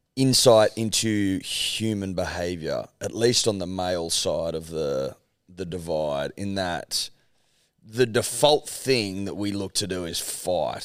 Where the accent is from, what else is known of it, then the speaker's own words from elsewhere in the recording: Australia; I like to think of ourselves as unapologetically Australian